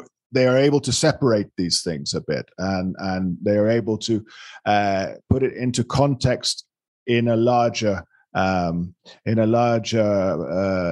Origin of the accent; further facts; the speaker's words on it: London, United Kingdom; now in Colombia; London. I'm a Londoner.